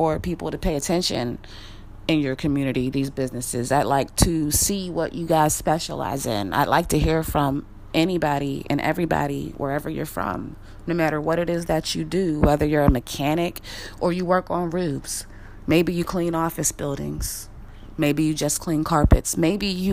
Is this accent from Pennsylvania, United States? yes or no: yes; Wilkinsburg, Pennsylvania, United States; I'm from Wilkinsburg, Pennsylvania. We're not Pittsburgh, we're Wilkinsburg